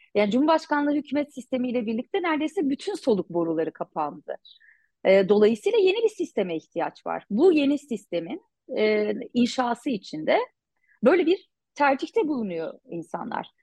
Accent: Cizre, Şırnak Province, Turkey; Cizre'liyim. Çocukluğum buralarda geçti tabii. İlk gençliğim de öyle. İlkokul, ortaokul, lise yıllarım burada geçti

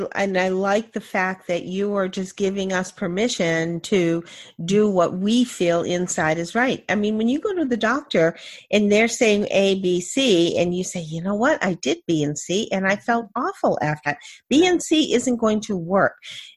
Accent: New Hampshire, United States; I'm from New Hampshire.

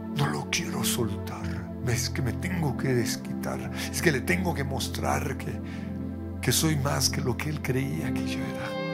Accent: Colombia; como colombianos

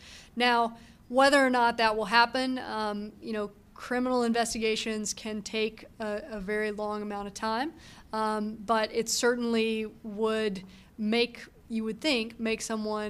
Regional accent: Texas, United States; It also might be worth knowing that I grew up in Texas in the South

